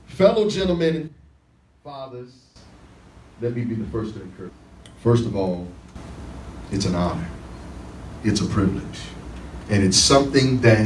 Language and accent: English; Detroit, Michigan, United States; when I was growing up in Detroit